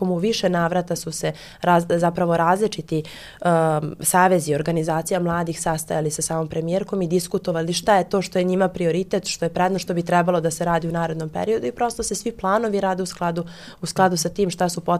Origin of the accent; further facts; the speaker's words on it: Kruševac, Rasina District, Serbia; mene kao mladu osobu pre svega vežu, vežu za moj rodni grad